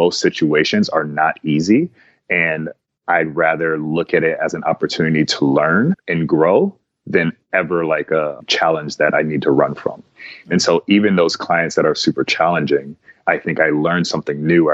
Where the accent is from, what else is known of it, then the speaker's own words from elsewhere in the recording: Cleveland, Ohio, United States; now in San Diego, United States; I grew up in Cleveland, Ohio.